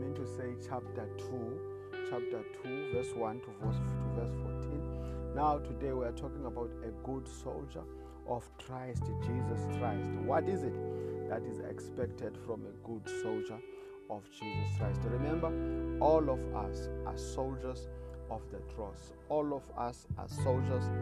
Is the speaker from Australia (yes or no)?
no; South Africa; I come from South Africa